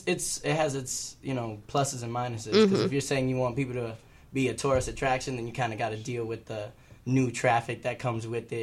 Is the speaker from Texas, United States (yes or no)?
no; Staten Island, New York, United States; also born or lived in Manhattan; Upper. So I was like 125th, around 125th. So, but then like my parents moved out to Staten Island, and I've been out there like ever since.